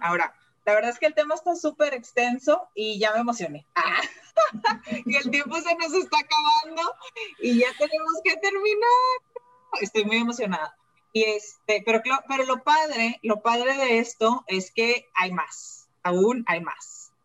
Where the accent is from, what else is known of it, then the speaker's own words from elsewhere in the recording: Mexico; moved away as an adult; now in Malaysia; yo soy mexicana, me vine a vivir a Malasia